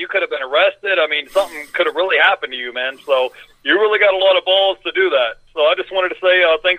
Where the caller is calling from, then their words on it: Florida, United States; from Florida.